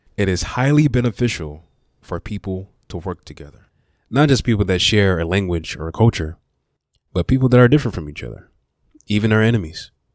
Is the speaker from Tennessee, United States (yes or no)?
yes; Memphis, Tennessee, United States; also born or lived in Miami, Florida / Southaven, Mississippi / Horn Lake, Mississippi / Olive Branch, Mississippi; I was born in Miami and raised in Memphis